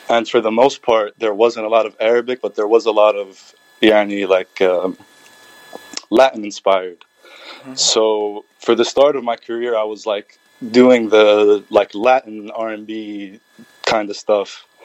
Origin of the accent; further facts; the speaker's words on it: Jordan; also born or lived in Palestine; now in Ohio, United States; انا اردني فلسطيني